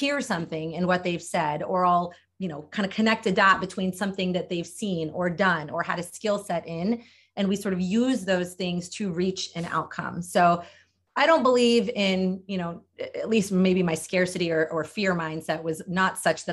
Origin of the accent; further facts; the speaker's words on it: Delaware, United States; I grew up in Delaware